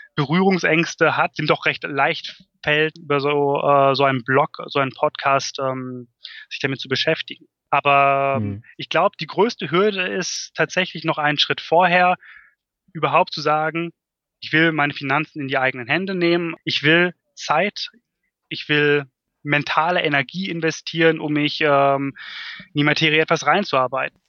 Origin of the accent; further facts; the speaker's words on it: North Rhine-Westphalia, Germany; in Ostwestfalen, ja. wo ich aufgewachsen bin